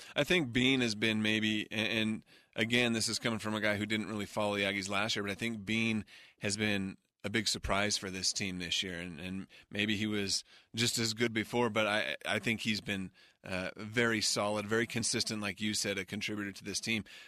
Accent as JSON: {"language": "English", "region": "Utah", "country": "United States", "tie": "born or raised there", "said": "growing up in Utah County"}